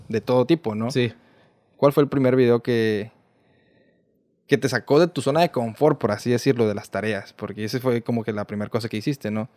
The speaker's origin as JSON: {"language": "Spanish", "country": "Mexico", "said": "yo como buen mexicano"}